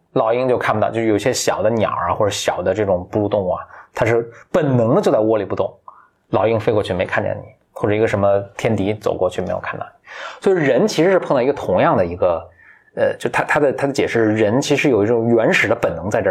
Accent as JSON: {"language": "Chinese", "country": "China", "said": "我们中国人看了就是一点不觉得奇怪"}